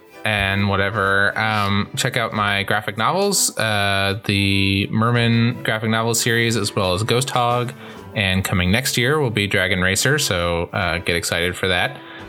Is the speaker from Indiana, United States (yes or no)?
yes; Indiana, United States; Hoosiers, set in my hometown.